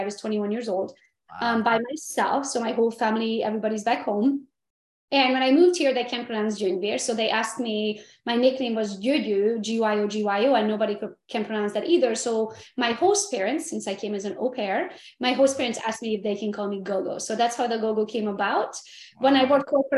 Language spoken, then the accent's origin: English; Transylvania, Romania; now in United States; I'm from Romania, Transylvania originally. And back in the day, it was communism when I was born